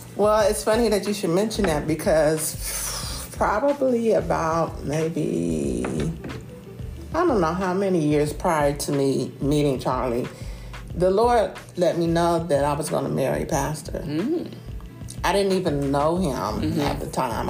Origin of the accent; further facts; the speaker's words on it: Carson, California, United States; moved away as an adult; also born or lived in Springfield, Ohio; now in Templeton, United States; I'm from Springfield, Ohio, um, transplanted to the Southern California city of Carson when I was about seven or eight years old. I grew up in um, the LA County